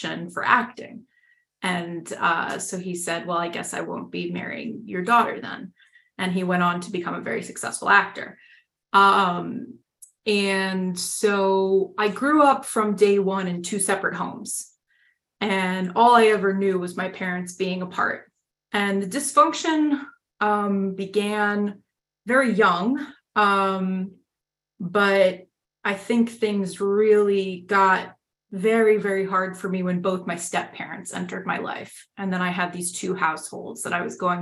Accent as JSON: {"language": "English", "town": "New York City", "region": "New York", "country": "United States", "tie": "born or raised there", "said": "I am from New York City. I grew up in Manhattan"}